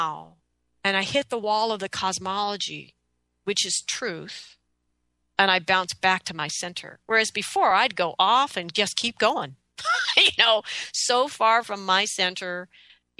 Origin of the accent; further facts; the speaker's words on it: United States; I love being an American. I love freedom. I love rights. I mean, I am totally an American